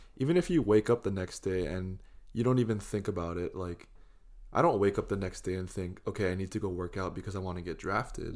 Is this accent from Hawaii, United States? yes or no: yes; Hawaii, United States; I'm Japanese. I'm from Hawaii